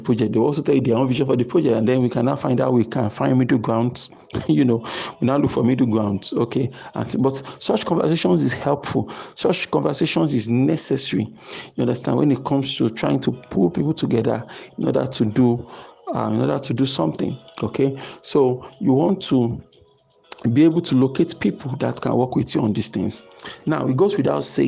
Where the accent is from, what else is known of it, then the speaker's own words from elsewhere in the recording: Nigeria; Nigerians growing up in Nigeria